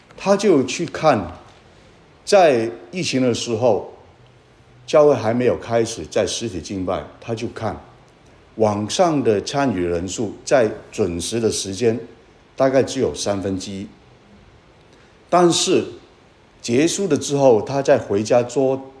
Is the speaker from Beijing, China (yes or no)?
no; Guangdong, China; 我是广东人